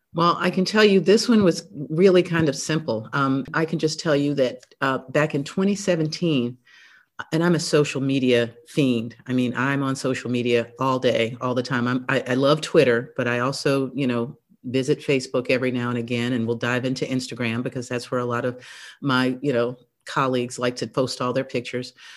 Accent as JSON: {"language": "English", "town": "Tarboro", "region": "North Carolina", "country": "United States", "tie": "born or raised there", "said": "I grew up in Tarboro, North Carolina, little town in eastern North Carolina"}